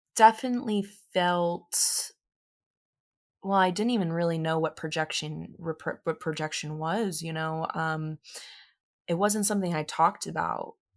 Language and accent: English; Tampa, Florida, United States; I was born in Tampa, Florida